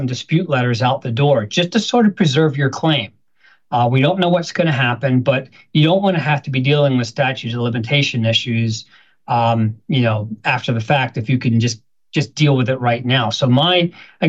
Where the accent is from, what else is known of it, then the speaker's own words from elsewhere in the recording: Philadelphia, Pennsylvania, United States; I'm from Philadelphia